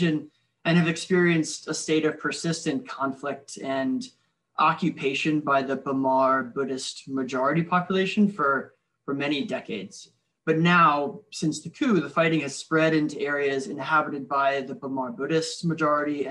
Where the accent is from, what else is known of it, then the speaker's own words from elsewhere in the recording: Richmond, Virginia, United States; my hometown of Richmond, Virginia